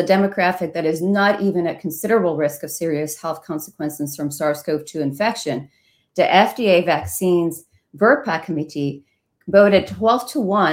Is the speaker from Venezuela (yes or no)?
yes; Venezuela; now in Ohio, United States; I come from Venezuela